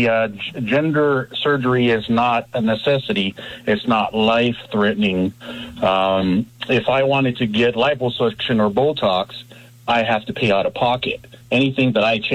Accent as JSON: {"language": "English", "town": "Los Angeles", "region": "California", "country": "United States", "moved": "as an adult", "lives_now": "Columbia, United States", "said": "I am originally from Los Angeles, California"}